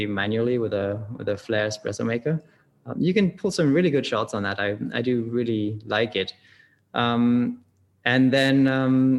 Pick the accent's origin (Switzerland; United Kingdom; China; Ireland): Switzerland; moved away; also born or lived in California / England (parents); I grew up in Switzerland, but I have English parents, so we drank tea a lot.